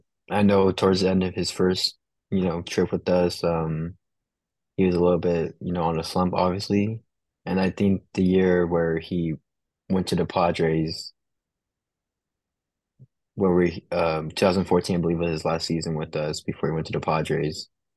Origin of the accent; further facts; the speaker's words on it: Orange County, California, United States; I'm from Orange County